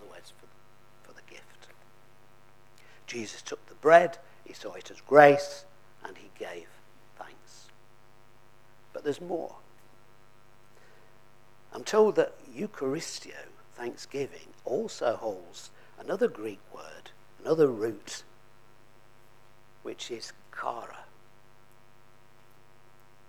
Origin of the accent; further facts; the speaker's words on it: Lancashire, North West England, United Kingdom; I come from Lancashire